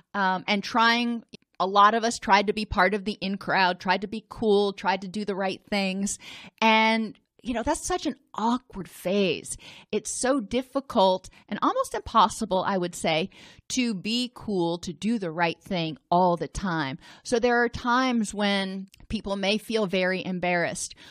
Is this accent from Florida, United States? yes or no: no; Indianapolis, Indiana, United States; I grew up in Indianapolis